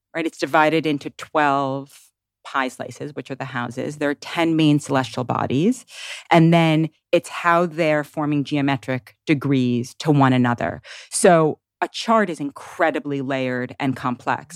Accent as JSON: {"language": "English", "town": "New York City", "region": "New York", "country": "United States", "tie": "born or raised there", "moved": "yes", "lives_now": "Tennessee, United States"}